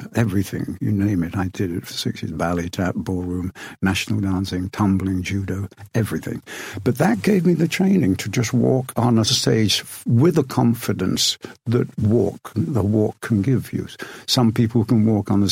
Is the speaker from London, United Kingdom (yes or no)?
no; Rothwell, East Midlands, United Kingdom; I grew up in a small town called Rothwell, which is in Northamptonshire